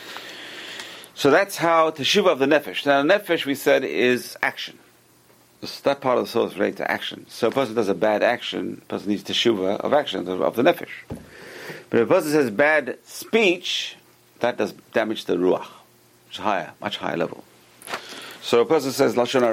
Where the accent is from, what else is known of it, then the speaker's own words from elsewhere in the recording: London, United Kingdom; I used to be a kid in London, growing up in London